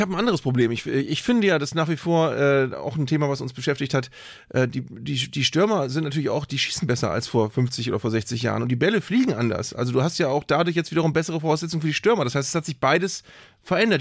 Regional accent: Northern Germany, Germany; als Norddeutscher

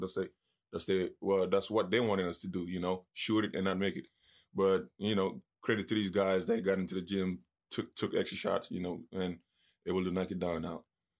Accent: Senegal; It's like, you know, I grew up in Senegal. Soccer is the number one sport. I didn't start playing until I was 14, you know.

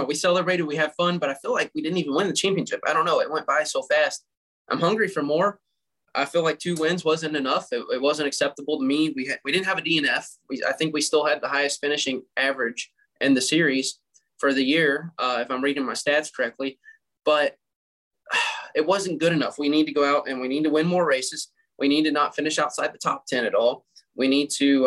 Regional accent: Kentucky, United States; I'm from Kentucky. I live right down the road from majority of all the distilleries.

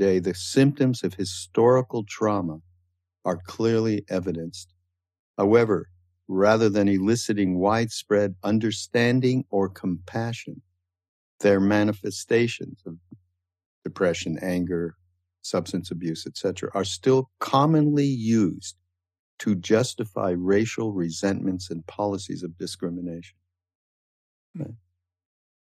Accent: Canada; now in United States; I'm from Canada and I had a little bit of a different upbringing related to people who were brought up in the States

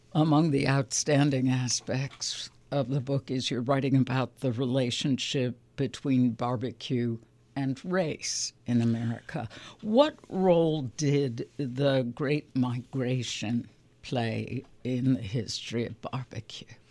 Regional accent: Chicago, Illinois, United States; now in Atlanta, United States; As a Chicagoan

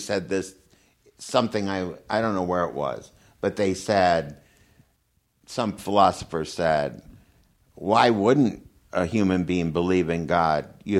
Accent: Minnesota, United States; now in California, United States; And I don't know if it's because I grew up in Minnesota and there's not much sun.

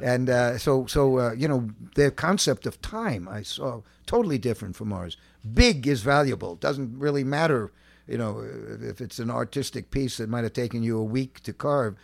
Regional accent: New York, United States; I grew up in Manhattan, uh, uh, uh, a block of cement

